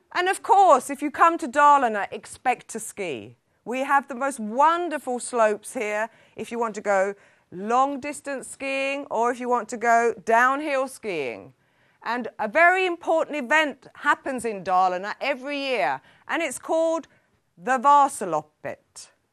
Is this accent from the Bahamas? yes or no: no; London, United Kingdom; moved away as an adult; now in Sweden; as a Londoner, coming from a very multicultural society